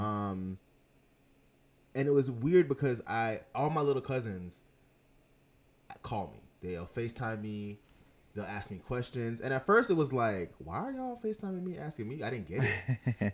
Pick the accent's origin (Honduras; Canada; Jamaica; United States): Jamaica; I am Jamaican.